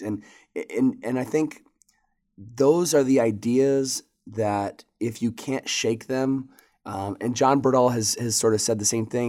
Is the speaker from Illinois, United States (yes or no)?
no; Michigan, United States; moved away as an adult; also born or lived in Lexington, Kentucky; I grew up in Michigan and, uh, at age eighteen came down to Lexington, Kentucky